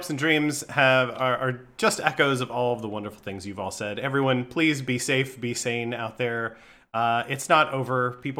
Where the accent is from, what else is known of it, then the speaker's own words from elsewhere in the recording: Tennessee, United States; moved away; I grew up in Tennessee